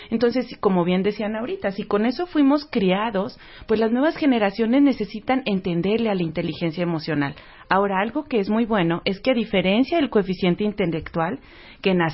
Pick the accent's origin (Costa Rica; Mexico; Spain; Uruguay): Uruguay; Ahora resulta que a mí me gusta fumar puro, yo soy de Uruguay